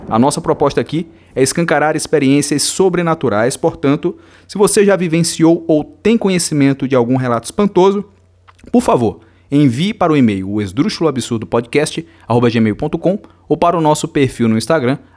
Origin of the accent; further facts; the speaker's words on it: Rio Grande do Sul, Brazil; Do Rio Grande do Sul, um gaúcho.